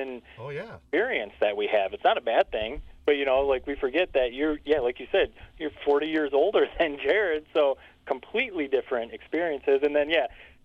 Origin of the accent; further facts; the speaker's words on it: Corona, California, United States; we're all from Corona, proud Cavaliers, so we know that tight-knit community that, you know, that is Corona